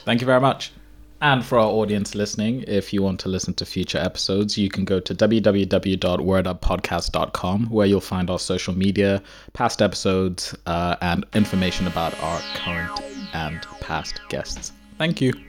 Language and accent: English; Zimbabwe; moved away; I'm from Zimbabwe, so I grew up in Zimbabwe.